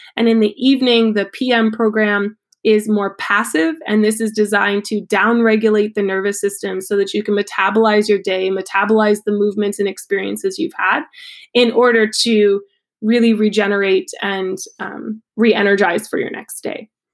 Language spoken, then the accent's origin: English; Ohio, United States; now in Maine, United States; I grew up in Ohio